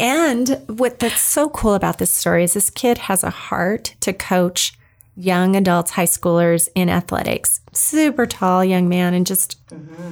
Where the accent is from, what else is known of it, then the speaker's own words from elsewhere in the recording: New Mexico, United States; I grew up in New Mexico